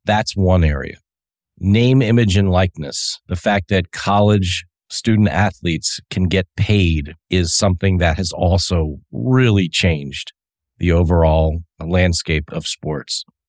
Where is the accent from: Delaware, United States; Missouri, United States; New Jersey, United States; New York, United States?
Delaware, United States; also born or lived in Chadds Ford, Pennsylvania; I grew up in Delaware and that was my hometown